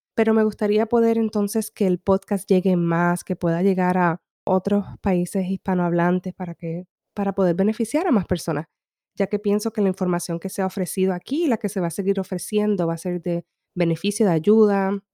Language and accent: Spanish; Humacao, Puerto Rico; now in California, United States; yo me crié en una finca en Puerto Rico, en el este